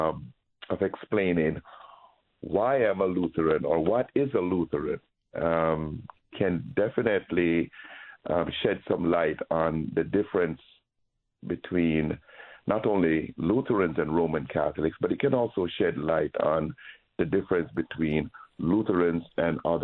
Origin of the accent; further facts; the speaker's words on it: Jamaica; moved away; when I grew up in Jamaica